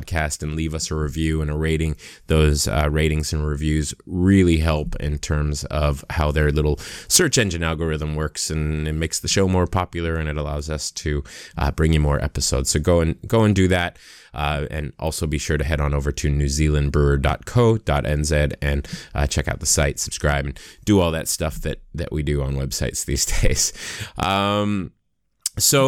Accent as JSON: {"language": "English", "country": "United States", "also_born_or_lived": "Los Angeles, United States", "accent": "American", "moved": "as an adult", "lives_now": "New Zealand", "said": "I am, as my accent would suggest, I'm an American who's relocated to New Zealand."}